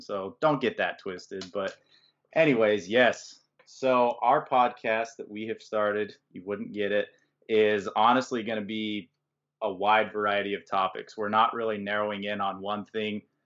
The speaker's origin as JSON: {"language": "English", "town": "Valparaiso", "region": "Indiana", "country": "United States", "said": "we're both from Valpo"}